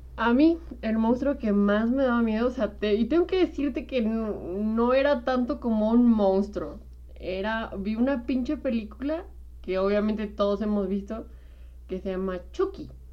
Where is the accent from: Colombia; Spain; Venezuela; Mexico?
Mexico; como mexicanos